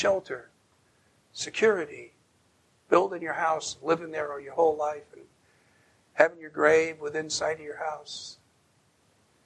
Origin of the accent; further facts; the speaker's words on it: Bergen County, New Jersey, United States; moved away; that little ranch house where I grew up in Bergen County, New Jersey